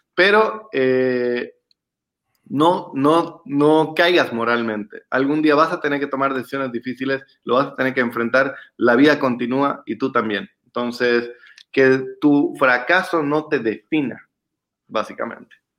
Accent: Bolivia; como bolivianos en específico y como latinoamericanos

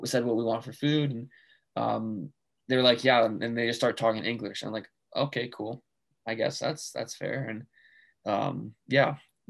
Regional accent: Squamish, British Columbia, Canada; moved away as an adult; now in Kelowna, Canada; I grew up in Squamish, but now. Living out here in Kelowna, it's a little bit different for sure.

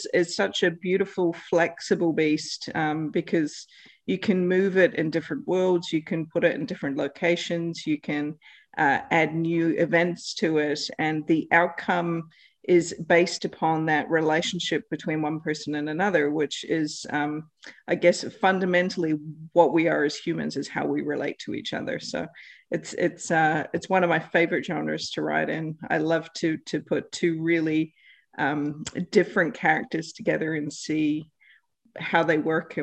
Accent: New Zealand; now in South Australia, Australia; I'm originally from New Zealand with Canadian family.

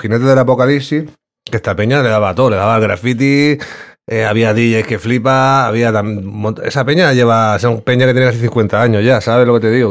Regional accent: Terrassa, Catalonia, Spain; moved away as an adult; now in Granada, Spain; yo en verdad soy de Barcelona, yo soy de Tarrasa

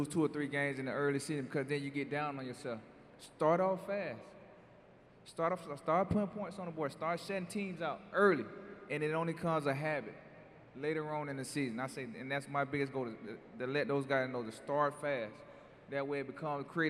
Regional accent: Florida, United States; growing up in Florida

